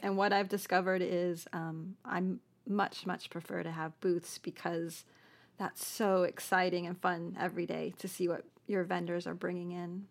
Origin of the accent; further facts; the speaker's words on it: Buffalo, New York, United States; moved away as an adult; also born or lived in Manhattan, New York / Tucson, Arizona; now in Wichita Falls, United States; from Buffalo